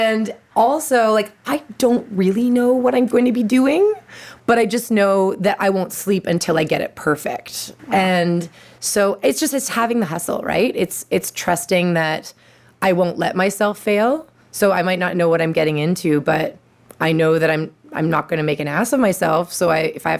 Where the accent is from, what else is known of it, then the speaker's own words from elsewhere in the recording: Ottawa, Ontario, Canada; I grew up in Ottawa